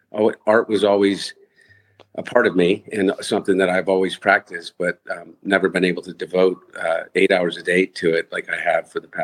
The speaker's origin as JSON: {"language": "English", "country": "United States", "tie": "born or raised there", "said": "I grew up in the Brandywine Valley and spent a lot of time at the Brandywine River Museum"}